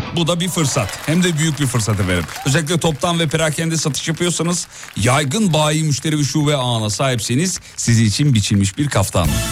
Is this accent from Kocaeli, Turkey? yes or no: yes; İzmit, Kocaeli, Turkey; moved away; Ben tam bir İzmit sevdalısıyım yemin ediyorum. Memleketimi çok seviyorum.